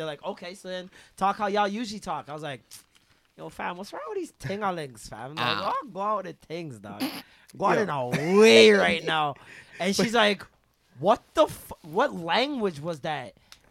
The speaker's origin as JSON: {"language": "English", "town": "Toronto", "region": "Ontario", "country": "Canada"}